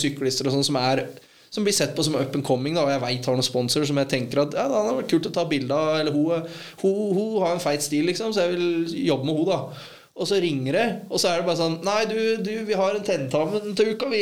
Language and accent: Norwegian; Ål, Buskerud, Norway; hjemme på Ål